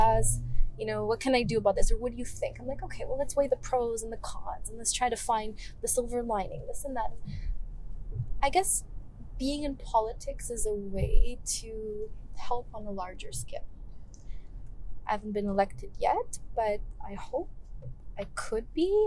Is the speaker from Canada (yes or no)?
yes; Canada; I'm a Canadian girl with Greek roots